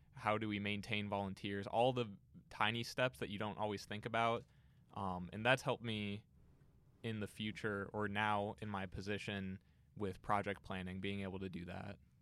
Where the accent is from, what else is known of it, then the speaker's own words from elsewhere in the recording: Canton, Ohio, United States; I grew up in Canton, so it was just an hour away.